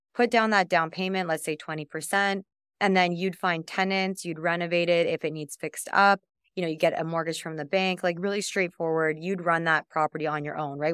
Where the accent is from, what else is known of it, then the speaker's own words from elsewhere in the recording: Canada; I'm from Canada